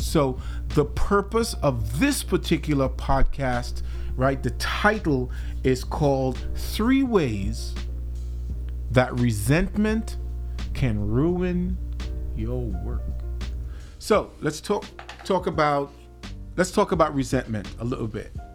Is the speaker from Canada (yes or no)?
no; Trinidad & Tobago; now in Minnesota, United States; I'm originally from the Caribbean. I'm, I'm, from the twin island nation of Trinidad and Tobago.